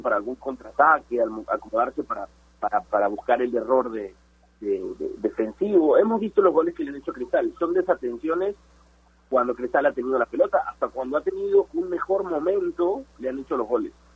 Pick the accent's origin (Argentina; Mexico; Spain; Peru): Peru